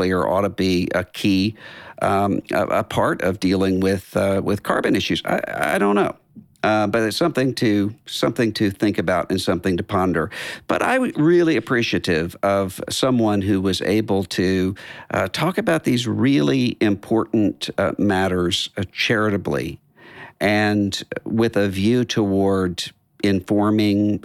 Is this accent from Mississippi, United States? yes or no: yes; Biloxi, Mississippi, United States; my hometown, Biloxi